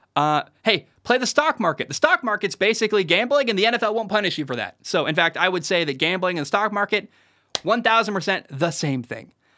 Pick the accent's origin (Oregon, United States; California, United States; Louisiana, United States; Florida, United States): Oregon, United States; Portland; moved away; I grew up in Portland